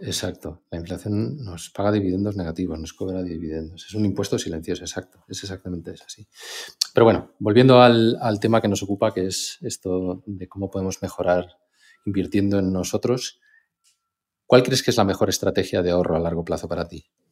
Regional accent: Spain; como los españoles

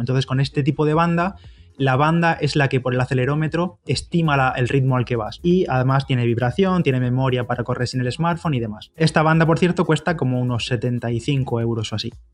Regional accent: Bigastro, Valencian Community, Spain; mi pueblo, de Bigastro

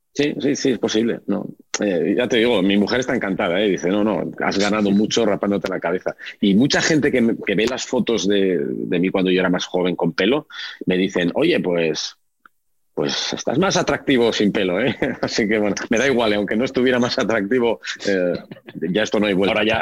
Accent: Oviedo, Asturias, Spain; also born or lived in Gijón; now in Madrid, Spain; yo nací en Oviedo, mi madre es de Gijón, mi abuela era de Gijón, pasé los veranos en Gijón y cuando era muy pequeñito yo iba al colegio en Oviedo

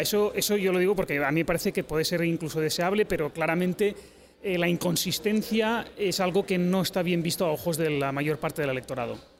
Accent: Catalonia, Spain; soy catalán

